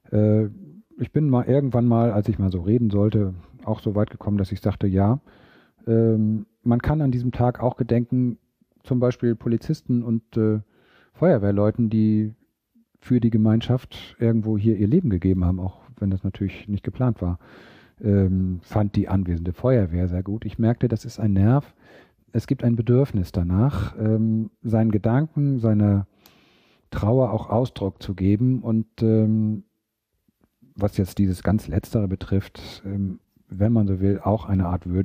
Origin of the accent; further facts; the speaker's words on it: Gammelby, Schleswig-Holstein, Germany; born there; sagt da, wo ich geboren bin, in Gammelbü bei Eckernförde, 400 Einwohner